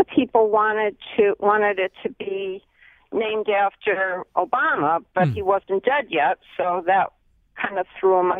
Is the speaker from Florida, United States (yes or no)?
no; Bridgeport, Connecticut, United States; now in Collinsville, United States; I grew up in Bridgeport.